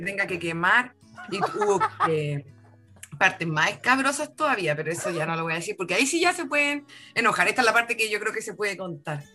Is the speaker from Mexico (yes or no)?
no; Chile; tenemos como chilenos